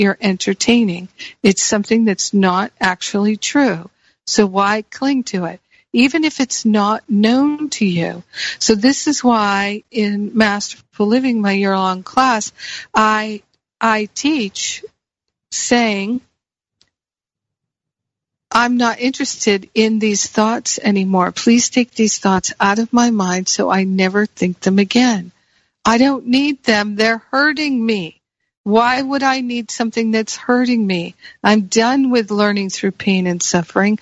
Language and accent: English; United States; moved away; also born or lived in Michigan / Rhode Island / Los Angeles; I grew up with them in Michigan and Rhode Island and in the Northeast